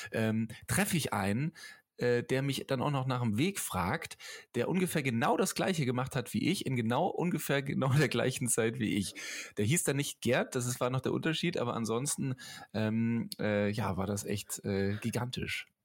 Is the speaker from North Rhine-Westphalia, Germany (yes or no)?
no; Tübingen, Baden-Württemberg, Germany; Ja, ich auch. Ich komme